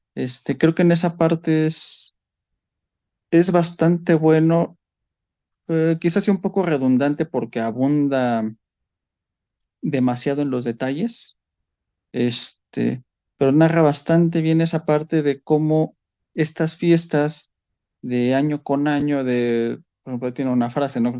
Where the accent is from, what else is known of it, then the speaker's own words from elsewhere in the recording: Mexico; como mexicanos